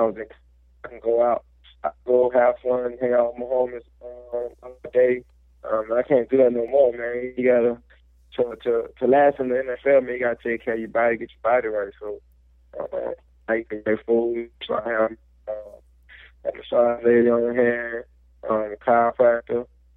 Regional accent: Louisiana, United States; I'm from Louisiana

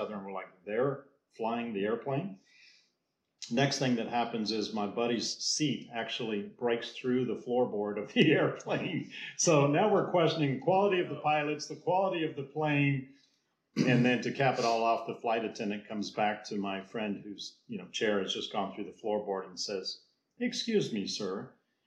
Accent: United States; as an American

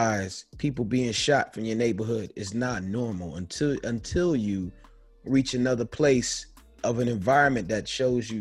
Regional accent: New York, United States; I'm from New York. In New York, people don't talk to people

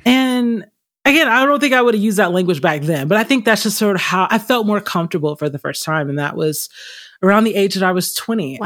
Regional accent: Stone Mountain, Georgia, United States; also born or lived in California; now in Arizona, United States; I grew up in a very creative family. I'm originally from Atlanta, Georgia area, specifically Stone Mountain area, a little outside of Atlanta.

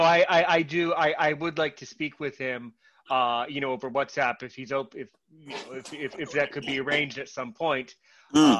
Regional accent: United States; as an American

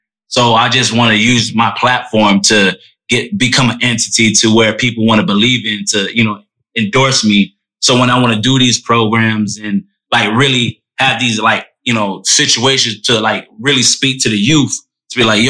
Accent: Orlando, Florida, United States; growing up in Orlando

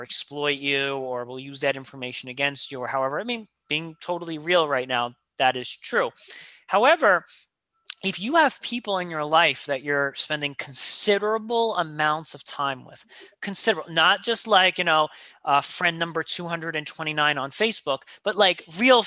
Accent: New York, United States; I'm a New Yorker

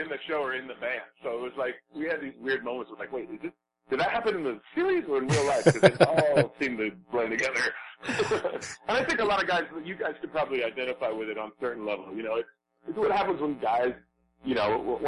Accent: Noblesville, Indiana, United States; I was born in Noblesville, Indiana

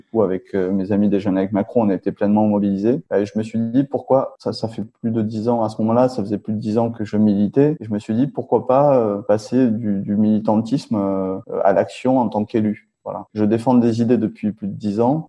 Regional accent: Toulouse, Occitania, France; je suis élu à Toulouse et je viens de Toulouse

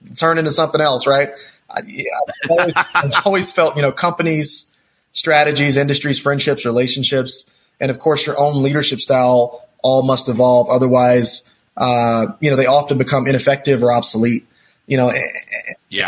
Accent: Texas, United States; also born or lived in New York / California; now in Denver, United States; I'm a guy from Texas, uh, born and raised.

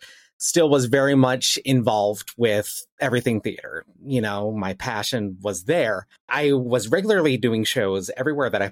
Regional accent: Salt Lake City, Utah, United States; I am actually from Salt Lake City, Utah

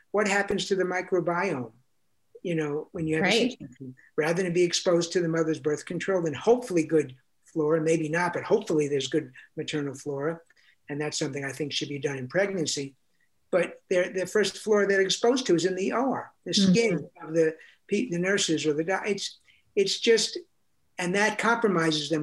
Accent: New York City, New York, United States; I grew up in New York City

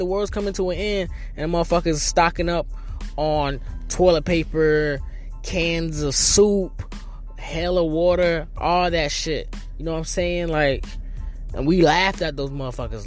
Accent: North Carolina, United States; now in New York City, United States; I'm originally from North Carolina, so I'm not risking going leaving the Big Apple to go back to my little small town

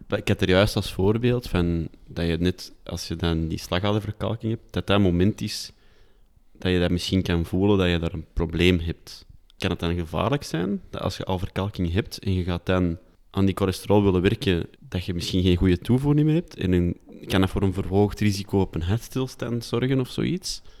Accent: Antwerp, Flanders, Belgium; accent: Antwerps; ik mag wel mijn Antwerps accent behouden als simpele stadsjongen

